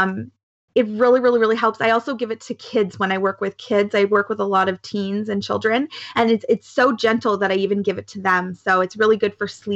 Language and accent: English; Canada; I'm so Canadian. Definitely so Canadian